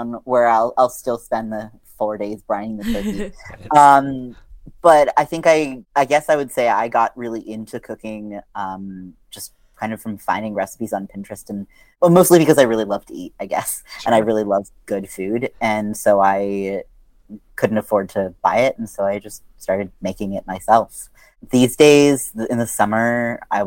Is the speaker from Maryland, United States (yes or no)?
yes; outside of Baltimore, Maryland, United States; I grew up outside of Baltimore, Maryland